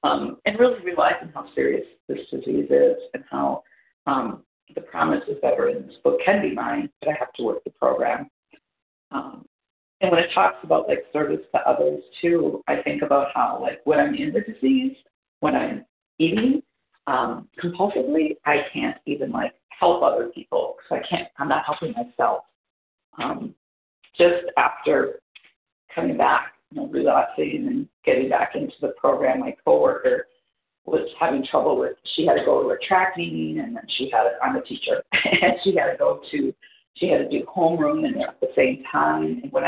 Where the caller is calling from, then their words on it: Wisconsin, United States; I'm from Wisconsin.